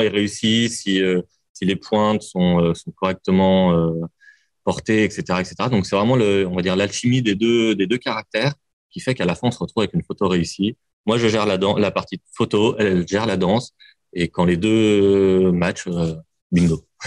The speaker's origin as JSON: {"language": "French", "town": "Lyon", "region": "Auvergne-Rhône-Alpes", "country": "France", "said": "je suis lyonnais, j'aime Lyon"}